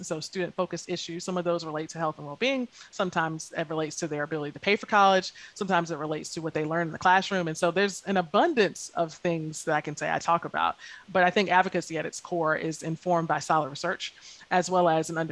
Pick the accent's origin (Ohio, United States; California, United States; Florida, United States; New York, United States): Florida, United States; Lake City; I grew up in rural Lake City, Florida, which is definitely North Florida